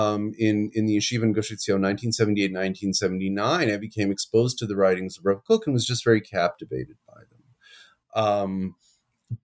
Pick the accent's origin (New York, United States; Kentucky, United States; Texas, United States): New York, United States; now in Jerusalem, Israel; I'm originally from New York. I grew up on the west side of Manhattan